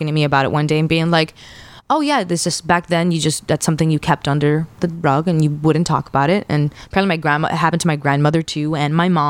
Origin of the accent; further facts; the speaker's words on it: Kendall, Florida, United States; I grew up in Kendall forever